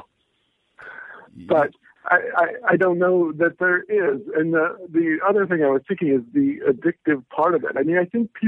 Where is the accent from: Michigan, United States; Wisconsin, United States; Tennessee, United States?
Michigan, United States; Lansing; I grew up in Lansing, Michigan.